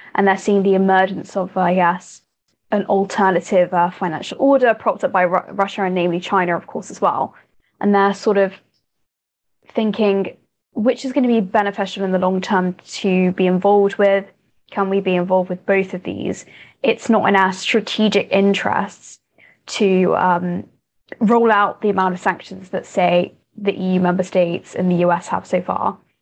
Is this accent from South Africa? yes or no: no; United Kingdom; I'm a British person